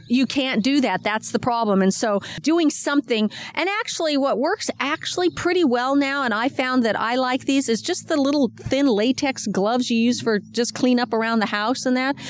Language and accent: English; Washington, United States; now in Sacramento County, United States; I come from Washington State